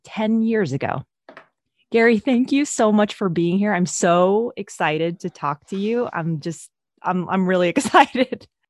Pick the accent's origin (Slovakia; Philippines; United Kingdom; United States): Philippines; I'm from the Philippines